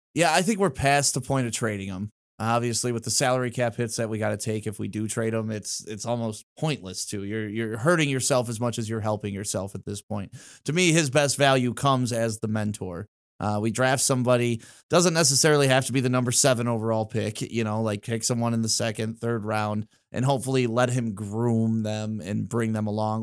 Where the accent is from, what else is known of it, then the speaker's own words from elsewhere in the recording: Detroit, Michigan, United States; also born or lived in Novi, Michigan / Walled Lake, Michigan; I grew up in Detroit, then we moved out to Novi, uh, like Walled Lake area